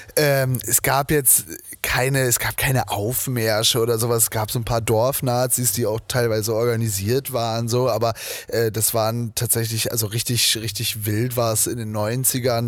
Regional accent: Zetel, Lower Saxony, Germany; moved away; von Zetel, da wo ich herkomme.

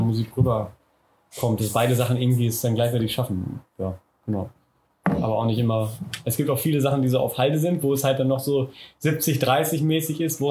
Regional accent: Schieder-Schwalenberg, North Rhine-Westphalia, Germany; auch aus Westfalen ist so Schieder heißt

